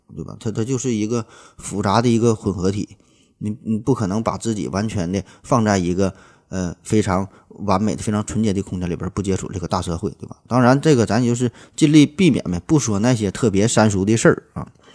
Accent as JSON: {"language": "Chinese", "region": "Northeast China", "country": "China", "accent": "Northeastern (Dongbei)", "said": "咱东北话"}